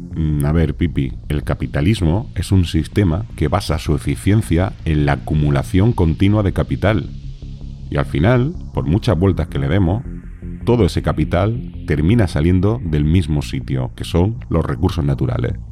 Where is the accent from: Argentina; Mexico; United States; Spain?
Spain